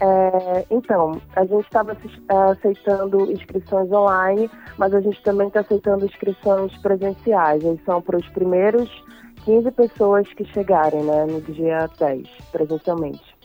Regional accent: Irituia, Pará, Brazil; sou do interior de Irituia

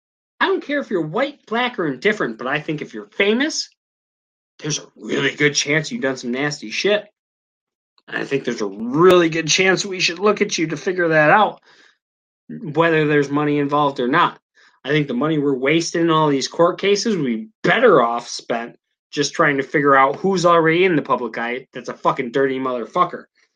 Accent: United States; we're the American citizens

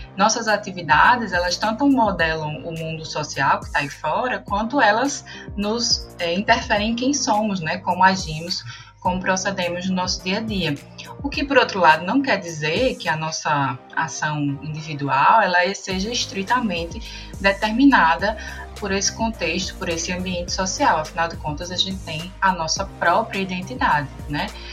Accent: Brazil; enquanto brasileiro

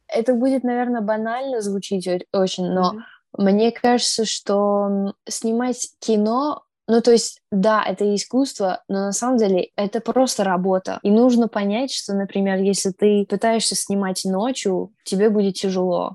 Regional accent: New York, United States; Я из Нью-Йорка

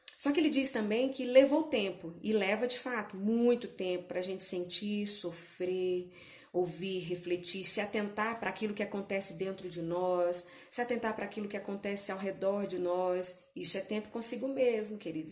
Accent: Brasília, Federal District, Brazil; eu sou de Brasília mesmo

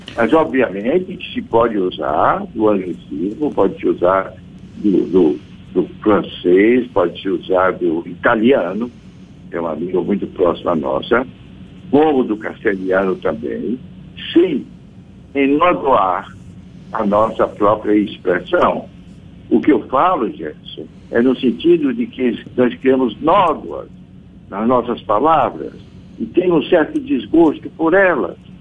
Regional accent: Brazil; nós somos o que somos, brasileiros. E obviamente não somos portugueses

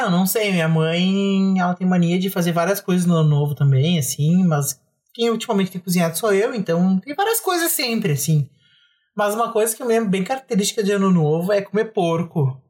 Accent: Bagé, Rio Grande do Sul, Brazil; a gente é de Bagé

